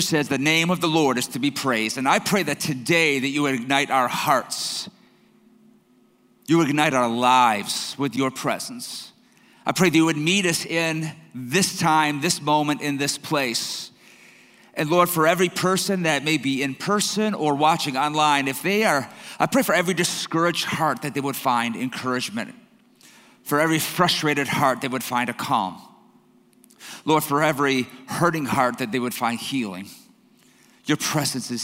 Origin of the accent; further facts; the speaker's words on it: Detroit, Michigan, United States; I'm from Detroit.